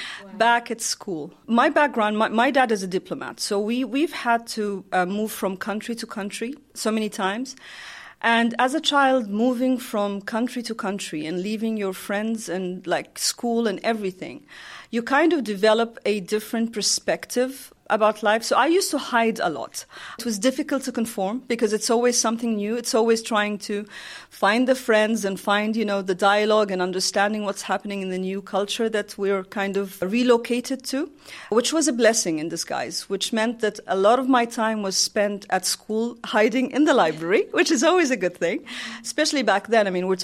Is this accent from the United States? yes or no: no; Oman; I'm from Oman.